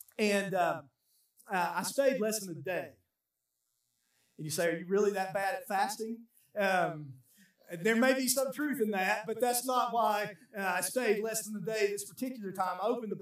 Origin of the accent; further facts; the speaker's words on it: United States; I'm American